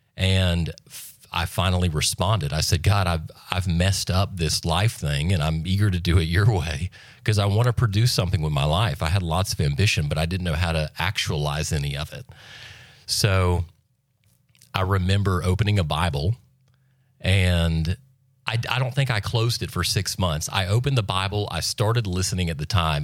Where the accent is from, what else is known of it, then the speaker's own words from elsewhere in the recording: Freeport, Florida, United States; also born or lived in Santa Rosa Beach; Born and raised in Walton County, which is very rare for this area, I've come to find out. Uh, born in Freeport